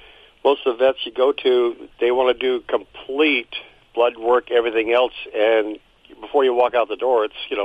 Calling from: El Monte, California, United States; From El Monte, California.

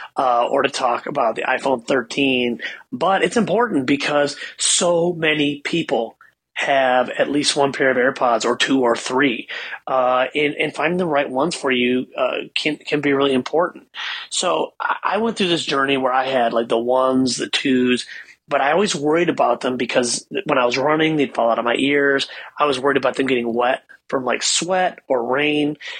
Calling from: Ann Arbor, Michigan, United States; I'm calling you from Ann Arbor

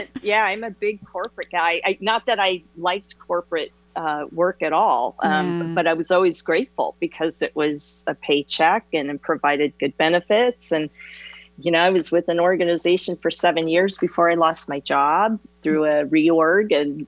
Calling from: Southern California, United States; I'm calling from Southern California.

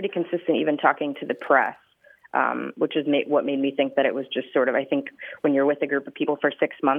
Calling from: San Francisco, California, United States; I'm calling from San Francisco.

